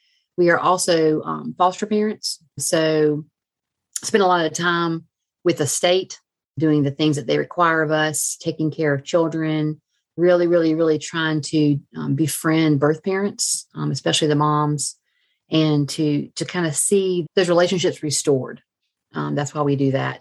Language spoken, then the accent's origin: English; South Georgia, United States; moved away as an adult; also born or lived in Alabama; now in Columbus, United States; I'm from South Georgia, right above the Florida line